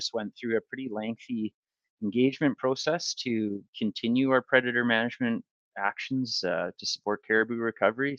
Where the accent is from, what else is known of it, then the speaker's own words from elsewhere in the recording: the Kootenays, British Columbia, Canada; also born or lived in Northern Ontario / Prince George, British Columbia; my family moved out from Northern Ontario when I was fairly young, moved to BC. And so I grew up in the Kootenays